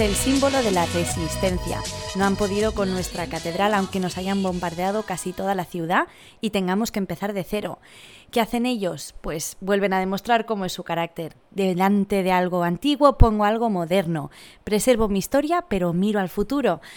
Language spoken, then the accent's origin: Spanish; Barcelona, Catalonia, Spain; moved away as an adult; now in London, United Kingdom; Somos de la misma ciudad, de Barcelona, y llevo tres años en Londres